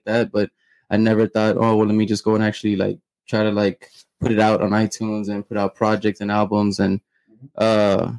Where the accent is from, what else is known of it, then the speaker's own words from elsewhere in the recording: McAllen, Texas, United States; also born or lived in Mission, Texas; I was born in McAllen